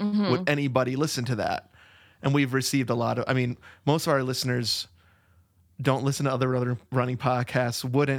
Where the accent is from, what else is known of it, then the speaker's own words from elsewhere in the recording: Wisconsin, United States; We're both from Wisconsin originally